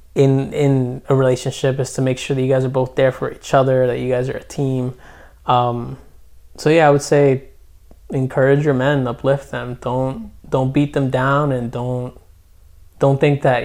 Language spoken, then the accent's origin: English; Trenton, New Jersey, United States; I, my parents are Guatemalan. I'm from Trenton